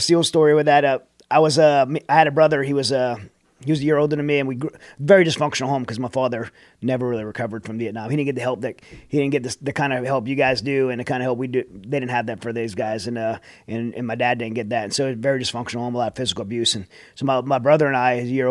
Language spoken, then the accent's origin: English; Raceland, Louisiana, United States; I grew up in Racine, Louisiana. You know, really South Louisiana